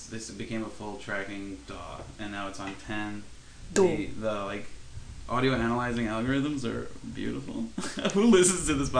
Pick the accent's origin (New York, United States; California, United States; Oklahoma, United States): New York, United States; Long Island; moved away; also born or lived in Philadelphia; I grew up in Long Island, so I'm used to that.